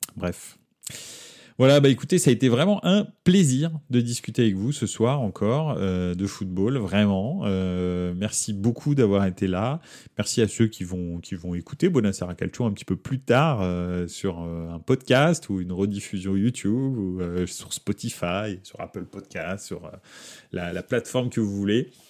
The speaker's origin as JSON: {"language": "French", "country": "France", "said": "je suis français"}